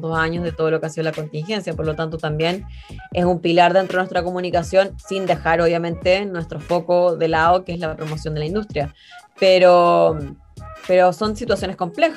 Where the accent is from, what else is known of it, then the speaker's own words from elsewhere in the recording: Concepción, Biobío, Chile; yo soy penquista, yo nací y criada en Concepción